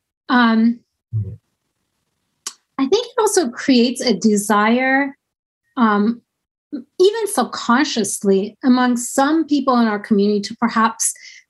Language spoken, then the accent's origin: English; United States; That's not the kind of American I am